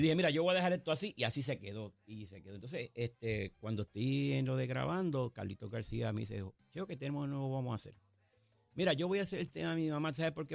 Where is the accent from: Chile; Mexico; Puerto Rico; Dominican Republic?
Puerto Rico; Caguas; En mi pueblo de Cagua